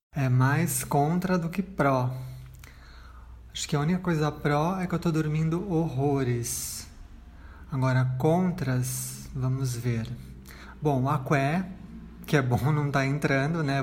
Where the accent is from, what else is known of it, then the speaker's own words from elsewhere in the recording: São Paulo, Brazil; Eu nasci em São Paulo, capital, nascida e criada.